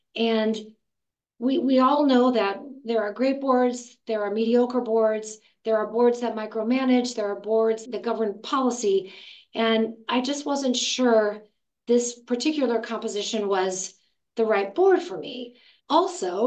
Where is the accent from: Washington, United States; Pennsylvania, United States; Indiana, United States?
Indiana, United States; Gary; now in Los Angeles, United States; I was born in Gary, Indiana.